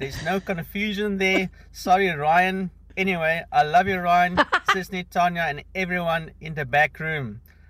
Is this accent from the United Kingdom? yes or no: no; South Africa; I'm South African, and I'm loving the show in Los Angeles.